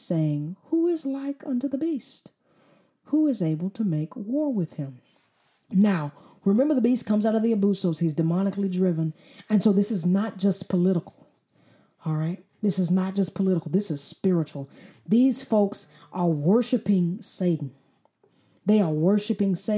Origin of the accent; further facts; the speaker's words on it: United States; as an American